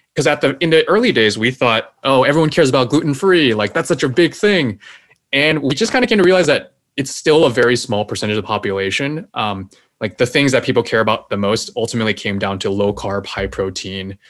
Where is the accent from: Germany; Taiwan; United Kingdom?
Taiwan; now in United States; my home country, which is Taiwan